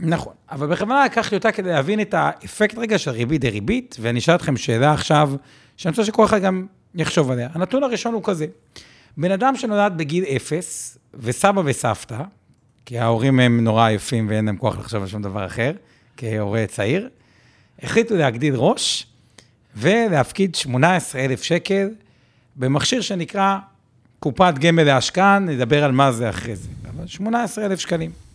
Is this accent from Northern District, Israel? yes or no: no; Haifa, Haifa District, Israel; אני פשוט חיפאי